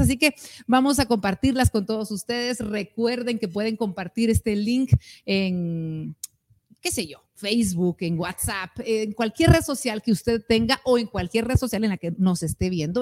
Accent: Guatemala; como guatemaltecos

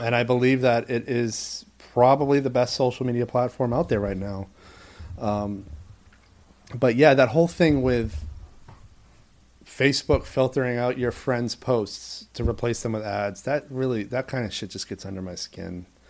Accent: Maine, United States; moved away as an adult; also born or lived in New York; my home state of Maine

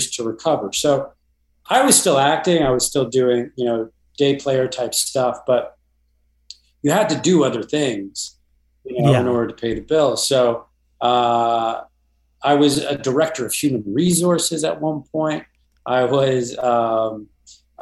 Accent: Toronto, Ontario, Canada; I grew up in Toronto.

